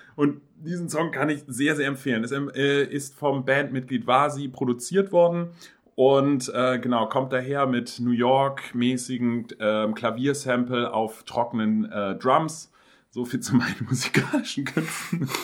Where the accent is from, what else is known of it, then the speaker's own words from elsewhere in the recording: Hamburg, Germany; als Hamburger